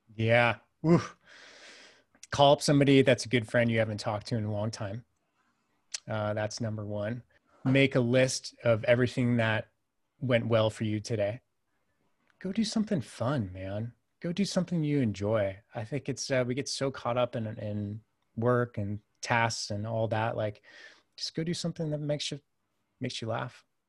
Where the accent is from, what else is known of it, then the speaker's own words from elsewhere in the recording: United States; I'm the American